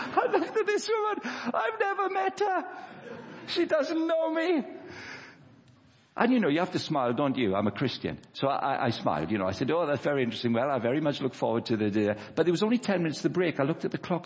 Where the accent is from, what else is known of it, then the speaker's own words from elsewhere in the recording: Wales, United Kingdom; moved away; I'm 38 years of age, Wendy. Um, I grew up in Wales